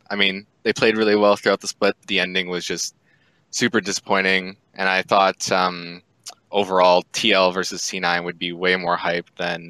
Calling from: Saskatchewan, Canada; Saskatchewan, Canada.

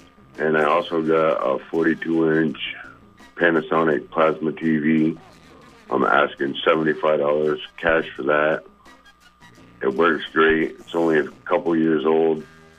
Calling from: Winooski, Vermont, United States; I'm calling from Winooski.

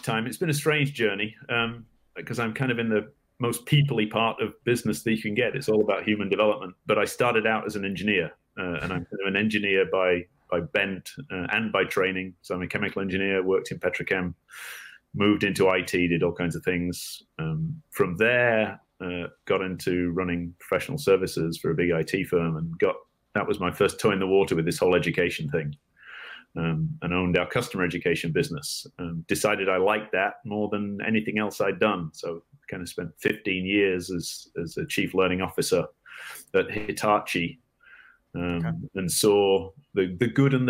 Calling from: Los Angeles, California, United States; I am in Los Angeles, California today.

